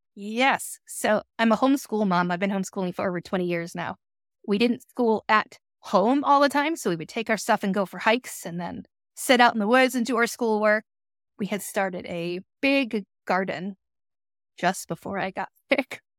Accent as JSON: {"language": "English", "country": "United States", "tie": "born or raised there", "also_born_or_lived": "Boston, Massachusetts / Florida", "moved": "as an adult", "lives_now": "Shelby Township, United States", "said": "Grew up in Boston and Florida"}